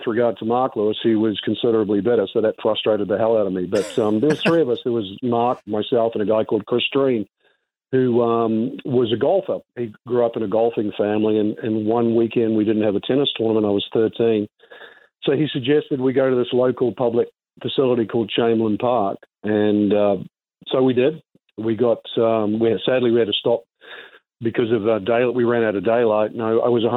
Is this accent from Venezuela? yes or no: no; New Zealand; Growing up in New Zealand